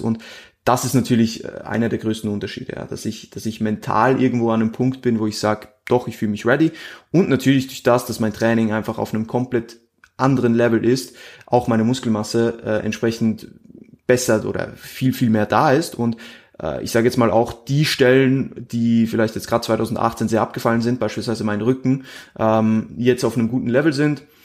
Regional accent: Switzerland; moved away as an adult; now in Austria; ich bin Schweizer, also ich komme eigentlich aus der Schweiz, wie gesagt, bin, bin erst vor einem Jahr nach, nach Österreich gezogen

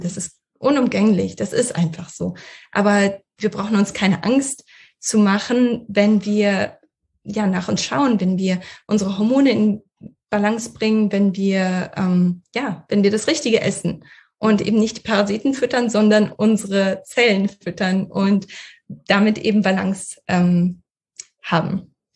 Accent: Russia; moved away; ich bin in Russland geboren

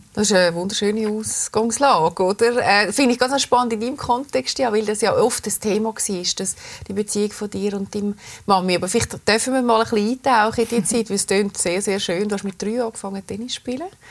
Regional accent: Switzerland; bei uns in der Schweiz

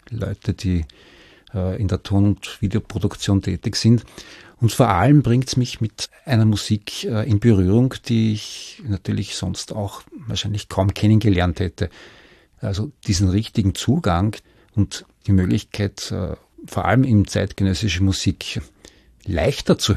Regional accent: Vienna, Austria; Ich stamme aus Wien

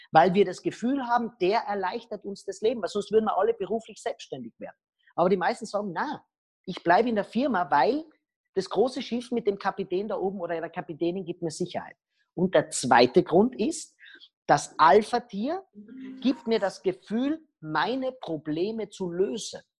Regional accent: Austria; was ich nicht darf, weil ich bin Österreicher

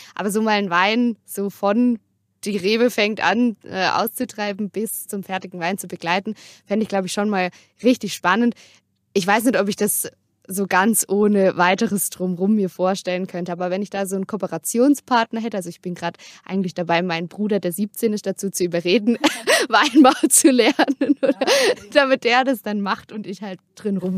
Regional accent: Durbach, Baden-Württemberg, Germany; moved away as an adult; now in Freiburg, Germany; bei uns im Dorf, wo ich aufgewachsen bin in Durbach

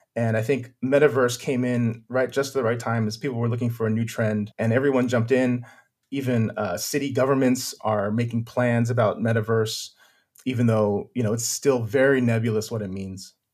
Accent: Silicon Valley, California, United States; moved away; I'm originally from California, uh, from Silicon Valley

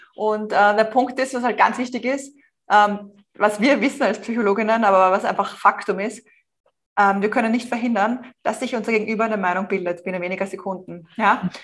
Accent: Vienna, Austria; also born or lived in Madrid, Spain; ich stamme auch aus Wien, das hört man auch in meinem Deutsch.

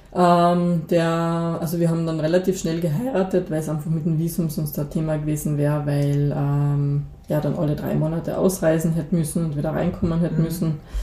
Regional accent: Moosburg, Carinthia, Austria; also born or lived in Klagenfurt; ich bin aufgewachsen in Moosburg, in einer kleinen Gemeinde

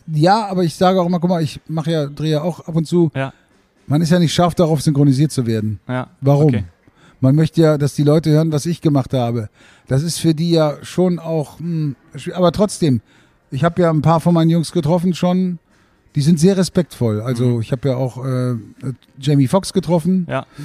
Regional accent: Berlin, Germany; ich bin ja aus Berlin und ich wurde aus Berlin nach Hamburg geholt.

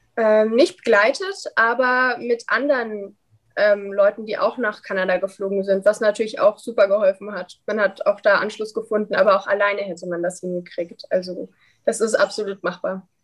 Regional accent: Dresden, Saxony, Germany; ich komme ja aus Dresden.

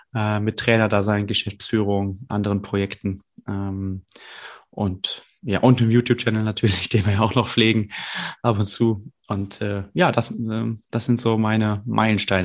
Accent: Brühl, North Rhine-Westphalia, Germany; ich komme aus Brühl, muss ich dazu sagen, das ist ja gar nicht so weit weg äh, von Köln

